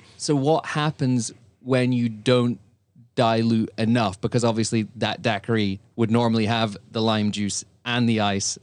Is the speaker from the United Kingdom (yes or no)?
yes; Scotland, United Kingdom; I am a Scotsman